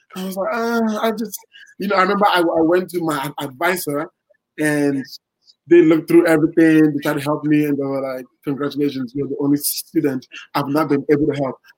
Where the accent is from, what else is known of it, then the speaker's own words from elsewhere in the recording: Ghana; moved away as an adult; also born or lived in Iowa, United States; now in Los Angeles, United States; I didn't go to college in Ghana